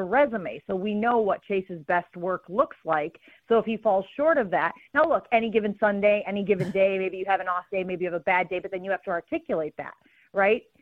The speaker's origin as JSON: {"language": "English", "region": "Northern Illinois", "country": "United States", "said": "we're from Northern Illinois"}